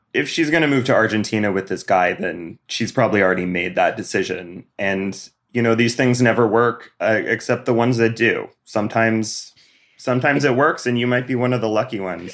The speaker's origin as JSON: {"language": "English", "town": "Bozeman", "region": "Montana", "country": "United States", "tie": "born or raised there", "moved": "yes", "said": "I'm from Bozeman"}